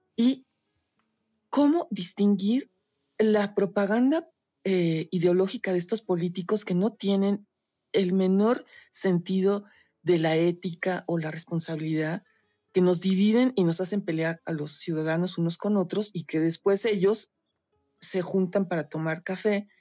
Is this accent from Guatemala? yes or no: no; Mexico; Yo soy de México